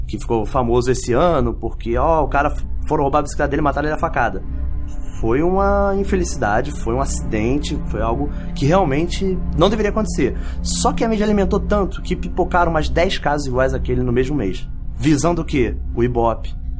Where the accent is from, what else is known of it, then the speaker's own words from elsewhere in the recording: Brazil; eu me senti meio mal, assim, enquanto brasileiro